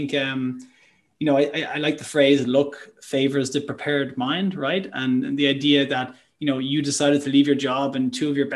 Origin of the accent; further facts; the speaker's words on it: Ireland; I'm Irish